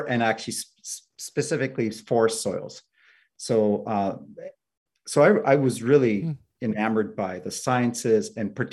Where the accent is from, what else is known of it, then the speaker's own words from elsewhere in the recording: Prince George, British Columbia, Canada; also born or lived in Nepal / Finland; I grew up in Prince George, BC.